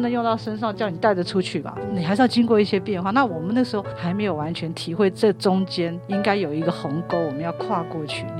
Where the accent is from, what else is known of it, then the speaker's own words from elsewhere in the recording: Italy; Chinese is a second language; 我们意大利人说，这个艺术的底子是在上轨里面，就在血里面的，改不掉。